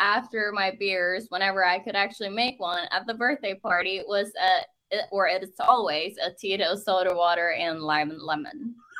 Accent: Oslo, Norway; first language Norwegian; English is a second language; moved away as an adult; now in United States; That's my hometown, Oslo.

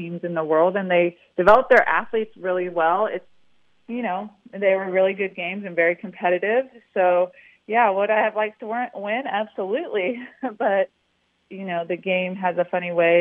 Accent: Salinas, California, United States; Central Coast, born and raised in Salinas, California.

